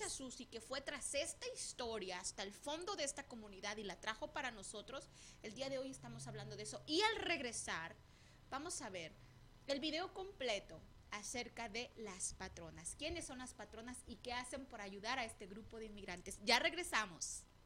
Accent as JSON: {"language": "Spanish", "town": "Tepic", "region": "Nayarit", "country": "Mexico", "said": "Yo soy de Nayarit y, Tepic, el Tepic, el centro de Tepic, por el centro de Tepic pasan las vías del tren."}